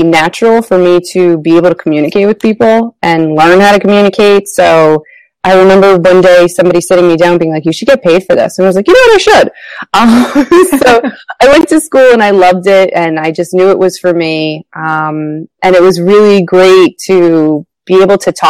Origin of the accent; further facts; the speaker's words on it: New Jersey, United States; moved away as an adult; now in Rhode Island, United States; I am originally from New Jersey and moved to the tiny state of Rhode Island for grad school.